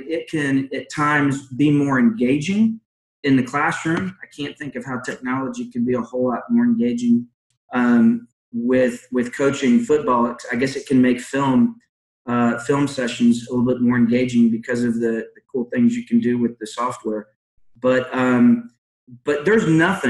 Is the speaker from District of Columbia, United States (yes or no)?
no; Georgia, United States; also born or lived in Philadelphia, Pennsylvania; I was born in Philadelphia, grew up, went to high school in Georgia